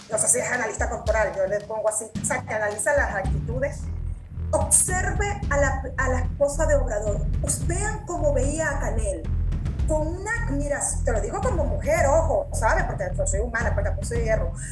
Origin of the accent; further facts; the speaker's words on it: Venezuela; moved away as an adult; now in Mexico; yo soy extranjera porque soy nacida en Venezuela y tengo apenas seis años aquí